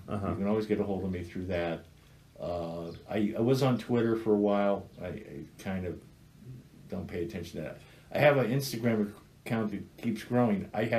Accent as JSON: {"language": "English", "town": "St. Louis", "region": "Missouri", "country": "United States", "said": "We're both from St. Louis, which we are. We're Cardinal fans."}